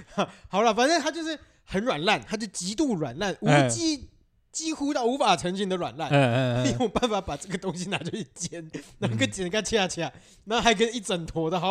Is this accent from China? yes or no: no; Tainan, Taiwan; 来第一个，第一个，我们台南人的特色。